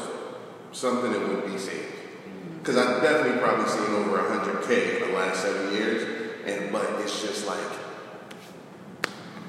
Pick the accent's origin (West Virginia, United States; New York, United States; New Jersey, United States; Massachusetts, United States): New Jersey, United States; Newark; I'm from Newark. I'm a Newark native